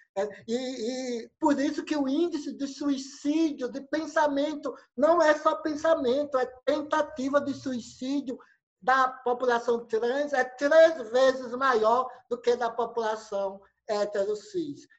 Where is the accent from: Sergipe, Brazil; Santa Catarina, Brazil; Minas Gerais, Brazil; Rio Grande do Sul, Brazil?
Sergipe, Brazil; Santa Rosa de Lima; eu sou do interior aqui de Santa Rosa